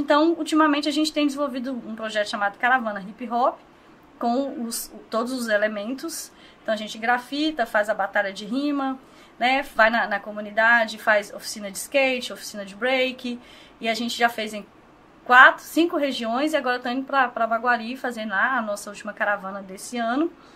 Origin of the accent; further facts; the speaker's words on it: Governador Valadares, Minas Gerais, Brazil; eu sou nascida aqui, criada em Governador Valadares